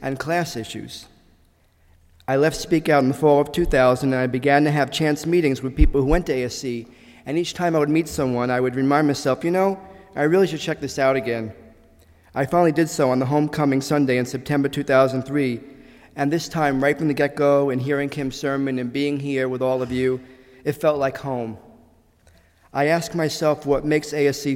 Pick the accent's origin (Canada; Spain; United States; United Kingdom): United States; New York City, New York; moved away as an adult; now in Boston, United States; I was born in the Gravesend section of Brooklyn, New York, on April 26, 1963. And at age 13, I was bar mitzvahed